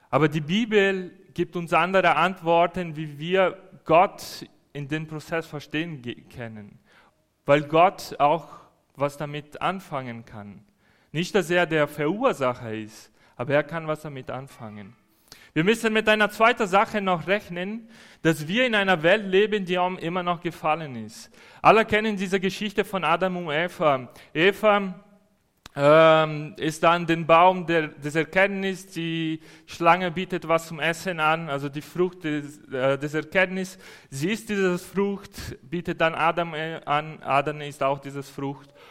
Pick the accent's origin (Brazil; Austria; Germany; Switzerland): Brazil; Als Brasilianer finde ich das schön, alles weiß draußen zu sehen. Das haben wir nicht in Brasilien.